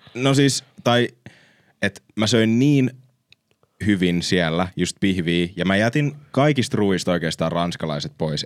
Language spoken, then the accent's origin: Finnish; Finland; me ollaan Suomesta